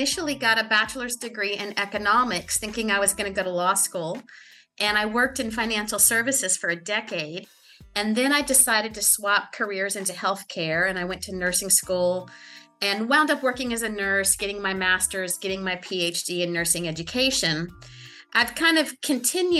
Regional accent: Perkins, Oklahoma, United States; moved away as an adult; now in New Orleans, United States; I was born in a small town called Perkins, Oklahoma. It's kind of halfway between Oklahoma City and Tulsa. And both sides of my parents' families have been there since the early 1900s. So that's where I was born and I grew up until I went off to college.

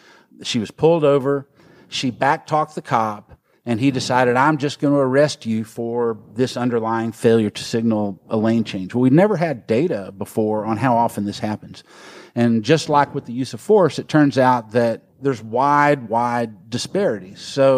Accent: Tyler, Texas, United States; my hometown of Tyler, Texas, which is in northeast Texas

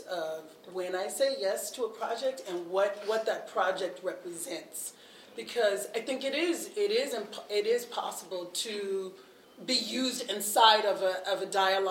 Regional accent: the South, United States; now in Twin Cities, United States; I grew up in the church and I grew up in the South

